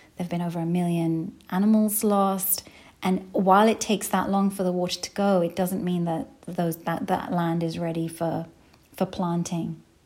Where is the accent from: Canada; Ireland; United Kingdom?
United Kingdom; London; now in Minnesota, United States; I grew up in London, but we went pretty much every year to Pakistan